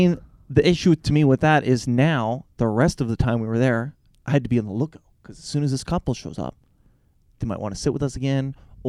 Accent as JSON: {"language": "English", "country": "Canada", "said": "We're from Canada. Oh, like Toronto. Sort of, but not at all like Toronto, right?"}